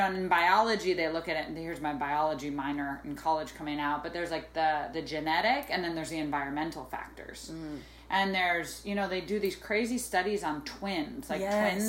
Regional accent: Saudi Arabia; there's also this whole environmental part of me that I tell people all the time is that I grew up in Saudi Arabia.

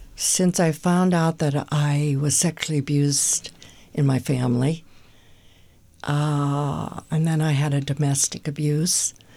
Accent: Pittsburgh, Pennsylvania, United States; moved away; also born or lived in Philadelphia; growing up in Pittsburgh, then moving to Philly

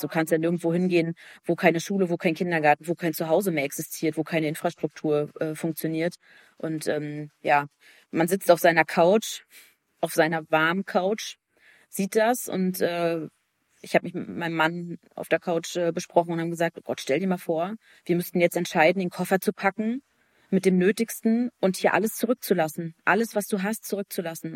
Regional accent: Germany; bei uns in Deutschland

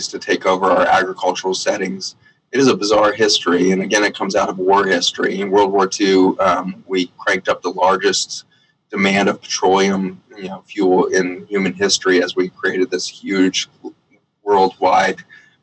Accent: United States

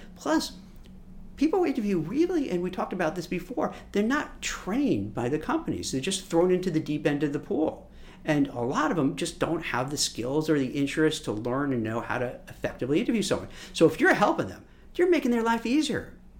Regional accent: Brooklyn, New York, United States; I grew up in Brooklyn, in New York, way before it was like hipsterish. And you talk really fast. You know, fast talking New Yorker was kind of a cliche, like a stereotype, but it's true.

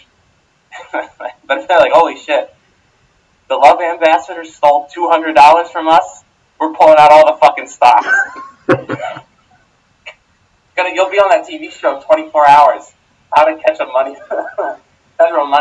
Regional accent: Pennsylvania, United States; I'm from Pennsylvania

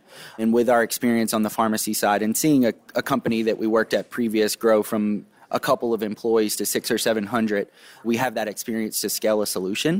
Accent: Nashville, Tennessee, United States; I grew up in Nashville

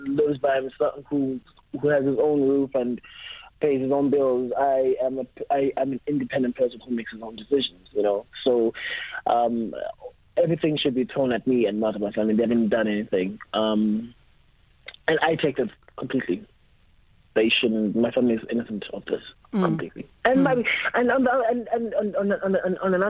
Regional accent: Alice, Eastern Cape, South Africa; I was born in Alice in the Eastern Cape

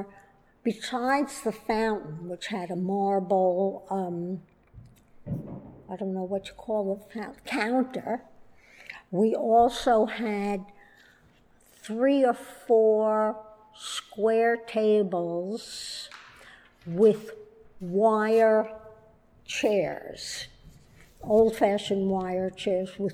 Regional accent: Brooklyn, New York, United States; also born or lived in Queens; I was born in Brooklyn

